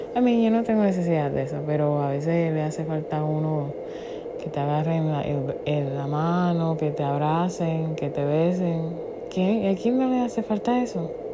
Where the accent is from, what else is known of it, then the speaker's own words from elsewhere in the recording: Puerto Rico; Yo que soy puertorriqueña